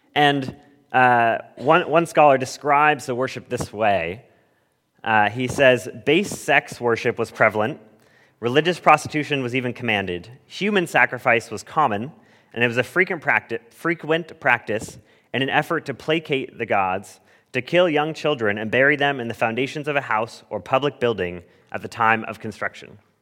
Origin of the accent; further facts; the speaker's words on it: Southern California, United States; moved away; I grew up in Southern California where we hardly got rain ever.